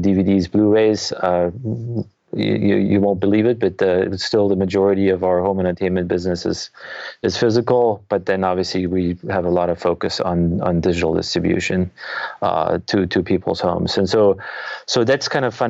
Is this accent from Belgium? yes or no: no; Germany; moved away as an adult; now in United States; I'm actually originally from Germany. So I moved to the US in 1997